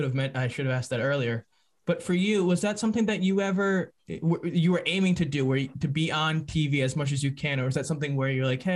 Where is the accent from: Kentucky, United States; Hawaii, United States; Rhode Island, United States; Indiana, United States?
Rhode Island, United States; growing up in Rhode Island and watching you on NBC 10.